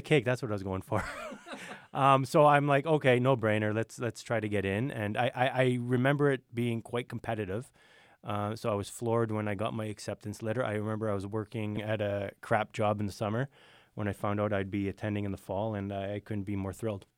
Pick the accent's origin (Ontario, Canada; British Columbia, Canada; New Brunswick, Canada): Ontario, Canada; Thunder Bay; born and raised in Thunder Bay.